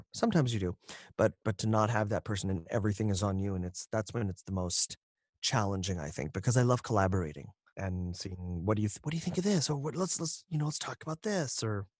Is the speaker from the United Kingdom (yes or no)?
no; India; someone who could do an Indian accent for a series of books that they had coming from India, and being Indian. I was able to give them an authentic Indian accent